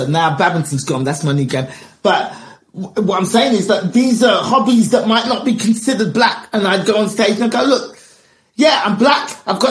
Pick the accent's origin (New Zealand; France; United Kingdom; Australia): United Kingdom; England; We are all in England. I was born and raised in England. A lot of my experiences are the same.